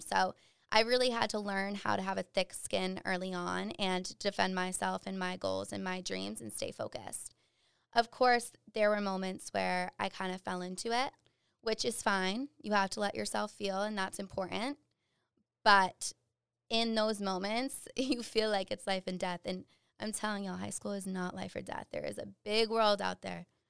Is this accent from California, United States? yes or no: no; Dudley, Massachusetts, United States; I am from Dudley, Massachusetts, central Mass, super small town